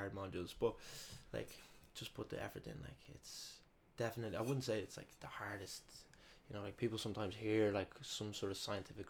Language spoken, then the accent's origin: English; Dublin, Leinster, Ireland; also born or lived in Madrid, Spain; So I was born in Madrid and I stayed there for like a year as a little baby. And then eventually came back to Dublin.